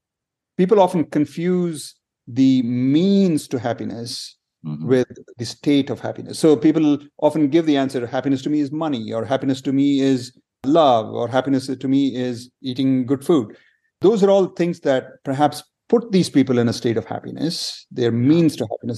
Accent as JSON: {"language": "English", "country": "India", "tie": "born or raised there", "said": "I grew up in several different places in India."}